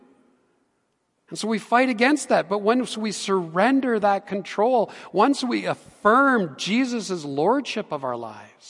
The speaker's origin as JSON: {"language": "English", "town": "Edmonton", "region": "Alberta", "country": "Canada", "tie": "born or raised there", "said": "I grew up in Edmonton, and I know my way around the city quite well"}